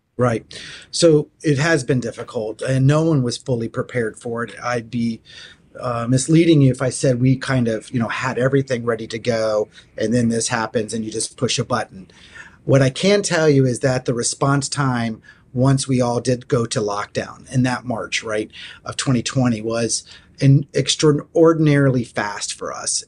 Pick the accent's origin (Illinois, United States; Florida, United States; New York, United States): Florida, United States; moved away; I grew up in Florida